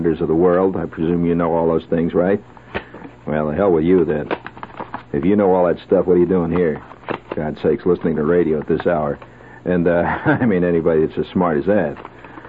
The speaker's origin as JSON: {"language": "English", "region": "New York", "country": "United States", "said": "as a New Yorker"}